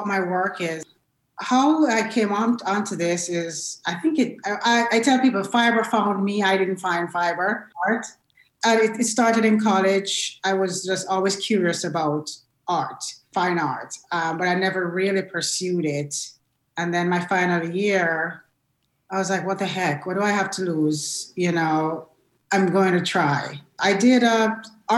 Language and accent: English; Jamaica; moved away as an adult; now in United States; I was born and raised in Jamaica